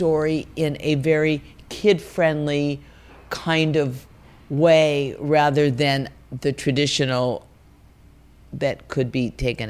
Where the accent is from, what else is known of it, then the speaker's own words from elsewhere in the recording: Los Angeles, California, United States; I grew up in what's called the San Fernando Valley.